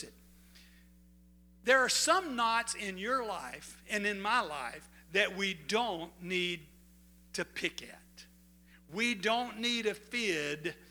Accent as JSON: {"language": "English", "town": "DeQuincy", "region": "Louisiana", "country": "United States", "said": "I was from De Quincey, Louisiana. I had a home pastor"}